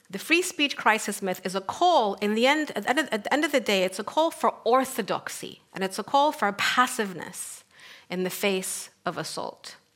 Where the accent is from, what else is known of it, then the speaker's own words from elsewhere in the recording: Sudan; English is a second language; moved away; also born or lived in North Africa / Middle East; so I come from Sudan, and I grew up in North Africa and the Middle East. Um, I grew up in a very conservative, traditional family